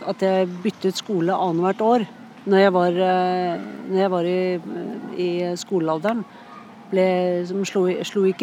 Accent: Oslo, Norway; born there; also born or lived in Bærum / Sweden / Scotland / United States; Jeg er mye fra Østlandet. da. Jeg er født i Oslo, men så har jeg bodd mye i Bærum.

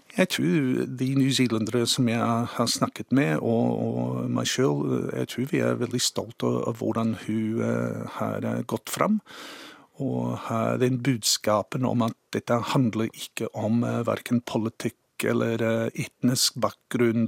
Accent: Cambridge, Waikato, New Zealand; Norwegian is a second language; moved away as an adult; also born or lived in Sandefjord, Norway; now in Norway; jeg er født og vokst opp i New Zealand

